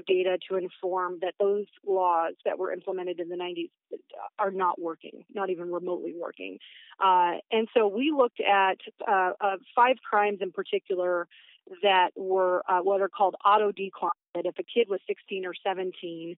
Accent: Battle Ground, Washington, United States; I grew up in Battleground, which is in Southwest Washington

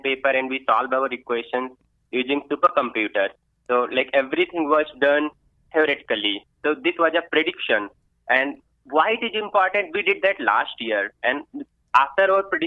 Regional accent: foothills of the Himalayas, northern India, India; moved away as an adult; now in West Virginia, United States; I was born and brought up in northern India, close to Himalayas. Right, my hometown is on the foothill

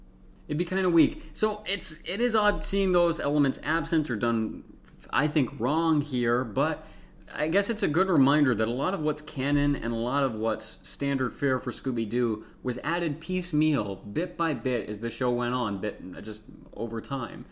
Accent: United States; I'm an American

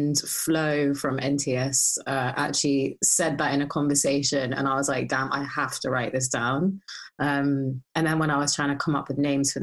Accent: Hounslow, London, United Kingdom; I grew up in Hounslow

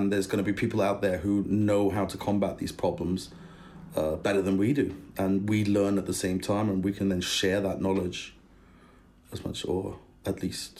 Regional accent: Germany; also born or lived in United Kingdom; Both my parents are British. They are cool parents. They're very, very supportive and very, very cool. But they both met in Germany. Hence, I was brought up in Germany.

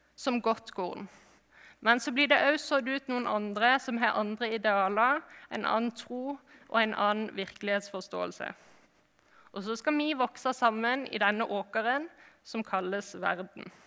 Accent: Flekkefjord, Agder, Norway; moved away; jeg kommer fra Flekkefjord

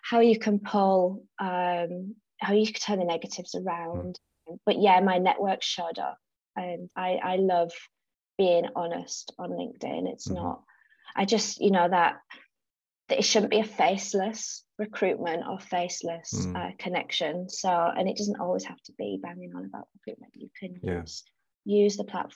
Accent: Teesside, North East England, United Kingdom; also born or lived in South Africa; now in Southbourne, United Kingdom; I grew up actually in South Africa and lived there. So South Africa in the 80s, I'm an 80s child. And when I was seven, 1990, my parents are British. We relocated back to the Northeast Teesside. So then I grew up, I grew up and integrated back into British life there.

